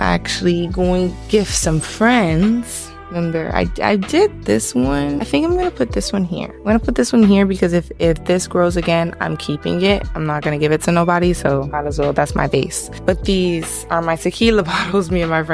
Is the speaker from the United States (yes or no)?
yes; Miami, Florida, United States; I am from Miami.